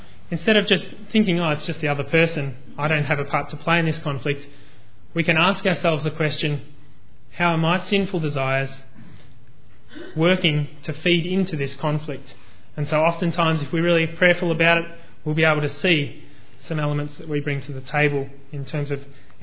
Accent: Australia

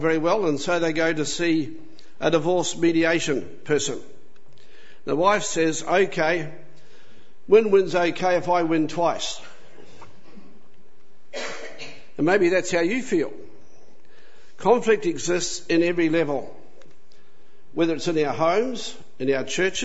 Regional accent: New Zealand; now in Australia; I had the unfortunate lot to be born in New Zealand. So I'm a Kiwi

